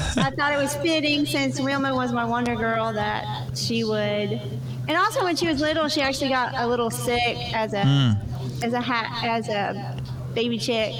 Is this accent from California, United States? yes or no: no; Florida, United States; moved away as an adult; now in Tennessee, United States; I'm originally from Florida. I'm not born and bred in Tennessee, but I moved here in 2005